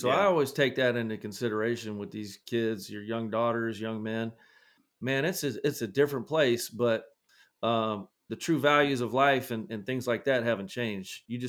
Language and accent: English; Scotland, United Kingdom; You know, I grew up in Scotland, so there was a lot going on at that time in like the 80s with maybe Russia or somebody.